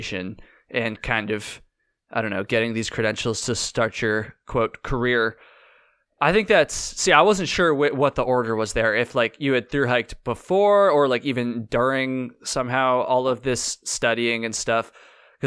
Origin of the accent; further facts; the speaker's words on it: Vermont, United States; I'm from Vermont. Like, I grew up hiking on the long trail